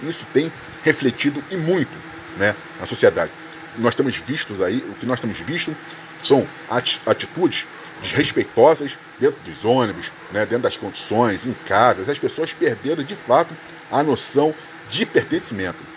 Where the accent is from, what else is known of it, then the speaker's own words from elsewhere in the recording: Brazil; Nós somos brasileiros